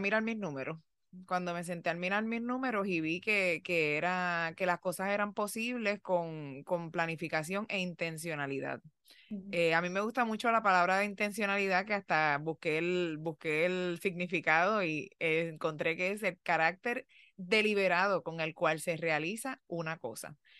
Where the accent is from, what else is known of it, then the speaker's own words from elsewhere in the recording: Puerto Rico; moved away as an adult; now in United States; cuando yo vine de Puerto Rico para los Estados Unidos